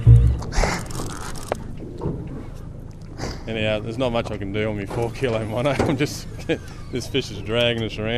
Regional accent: Darwin, Northern Territory, Australia; born and bred in Darwin. Been here a very long time.

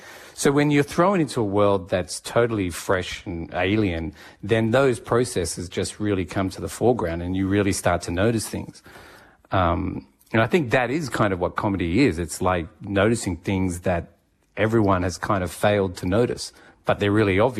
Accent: Japan; born there; also born or lived in Sydney, Australia / Singapore / Canberra, Australia; So I was born in Japan, and then we came back to Sydney for a while, and then back over to Singapore.

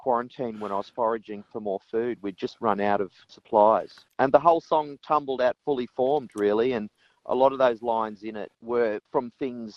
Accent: Gympie, Queensland, Australia; moved away as an adult; also born or lived in Melbourne; fled to my hometown

